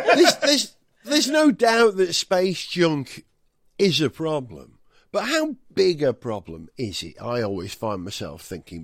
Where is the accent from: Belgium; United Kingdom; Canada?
United Kingdom; Wales; first language Welsh; English is a second language; moved away; I'm, I'm born and bred in Wales, but I haven't lived there since nineteen eighty-one.